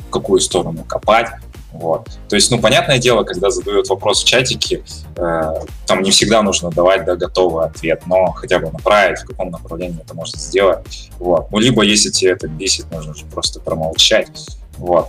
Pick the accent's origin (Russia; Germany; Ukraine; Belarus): Russia; also born or lived in Kazakhstan; Я казах по национальности. Вырос я в России, потом переехал в Казахстан, учился в школе и вернулся обратно сюда